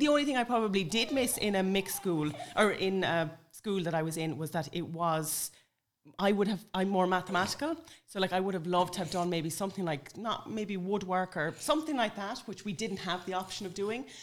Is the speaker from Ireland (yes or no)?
yes; Sligo, Connacht, Ireland; moved away; I'm from Sligo originally